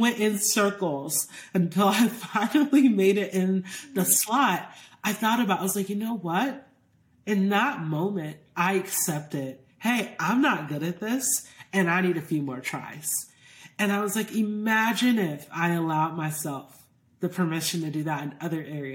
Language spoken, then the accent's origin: English; Georgia, United States; I grew up in Georgia